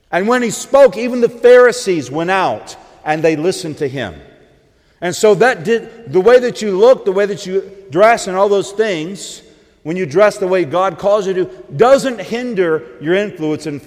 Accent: the South, United States; accent: southern twang; I grew up about an hour and a half, hour and a half south of here. You may not know it by my accent, but I used to have a southern twang.

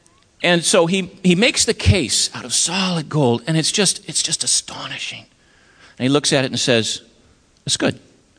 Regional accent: Maine, United States; I'm from Maine, and when I give this talk in northern New England

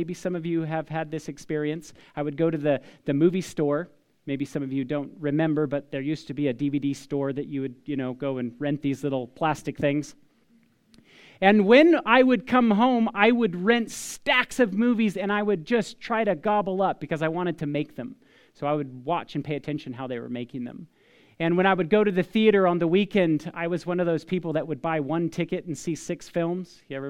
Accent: Paradise, California, United States; I'm this kid from Paradise of California, from all places.

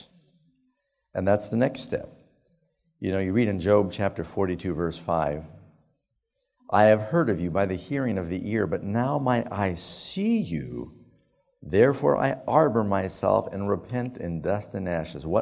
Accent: New York City, New York, United States; moved away; I grew up in New York City

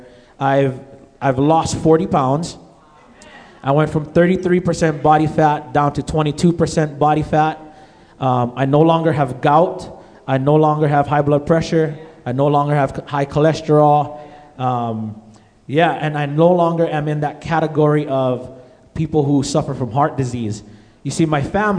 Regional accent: Hawaii, United States; moved away; I'm originally from Hawaii. And back home in Hawaii

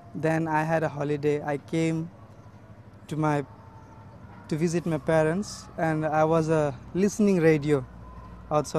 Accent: Jharkhand, India; now in Mizoram, India; I belong to the state of Jharkhand

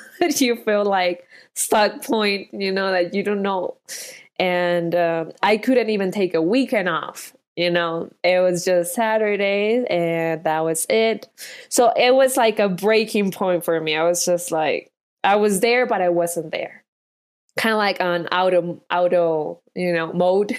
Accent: Colombia; moved away; I'm from Colombia

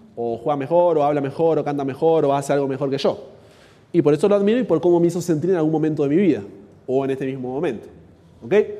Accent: Argentina; yo soy argentino

